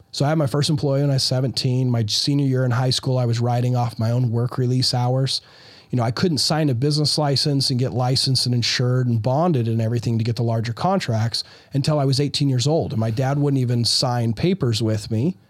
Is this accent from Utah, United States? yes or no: yes; Utah, United States; I'm from Utah.